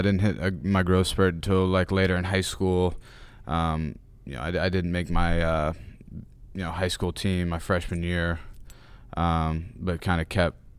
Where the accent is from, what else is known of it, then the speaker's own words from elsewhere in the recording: Knoxville, Tennessee, United States; also born or lived in Atlanta, Georgia; now in Arizona, United States; I lived in Knoxville pretty much my entire life. I was born in Atlanta, Georgia. Have some family there. I've lived in Knoxville pretty much my entire life. Just recently moved to Arizona last July.